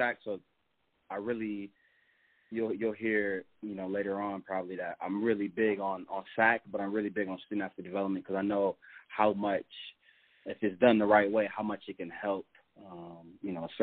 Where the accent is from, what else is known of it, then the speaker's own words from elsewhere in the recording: Chicago, Illinois, United States; moved away as an adult; also born or lived in Charleston, Illinois; now in Lubbock, United States; I'm actually in Chicago right now, where I'm originally from, for about a week here. So just kind of working remote in my own space back in my hometown